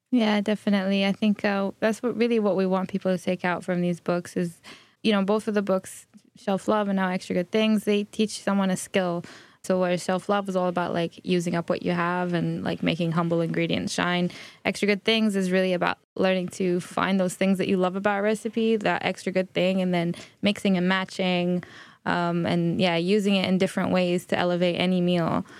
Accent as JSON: {"language": "English", "country": "Bahrain", "tie": "born or raised there", "moved": "yes", "said": "I come from Bahrain. I grew up in Bahrain"}